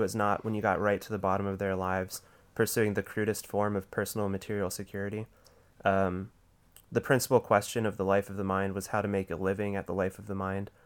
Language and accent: English; Rust Belt, United States; I grew up in the Rust Belt